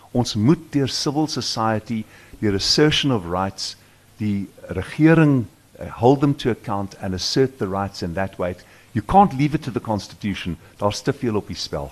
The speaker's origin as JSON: {"language": "Afrikaans", "country": "South Africa", "said": "ons smart mm. as Suid-Afrikaners"}